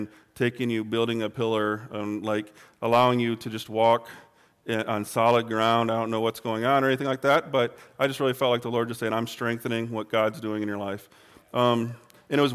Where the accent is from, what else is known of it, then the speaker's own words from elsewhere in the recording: Michigan, United States; moved away; where I grew up in Michigan, it's pretty flat